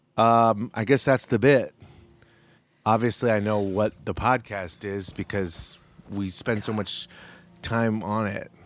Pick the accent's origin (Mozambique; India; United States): United States; As an American